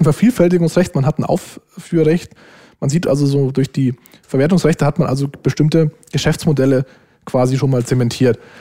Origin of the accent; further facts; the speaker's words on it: Germany; als Deutscher